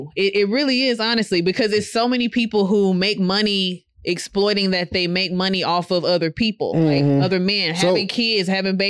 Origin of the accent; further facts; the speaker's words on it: Waco, Texas, United States; Because I'm from Waco, buddy. Not at all different. The slums are the slums, all right?